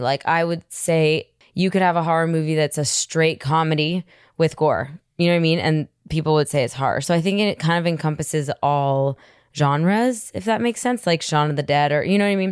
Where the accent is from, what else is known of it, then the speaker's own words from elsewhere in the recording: New York City, New York, United States; I grew up in Manhattan, so there was just a lot of drugs and a lot of alcohol